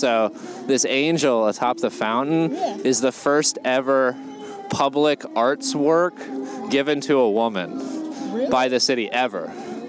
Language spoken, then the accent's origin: English; the United States South, United States; moved away as an adult; also born or lived in Connecticut / Atlanta; now in New York City, United States; I'm a comic from the United States South. We are in Central Park, New York City, baby.